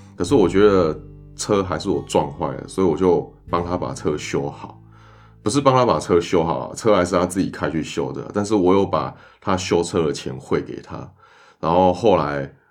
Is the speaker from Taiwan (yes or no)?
yes; Taiwan; 我们台湾人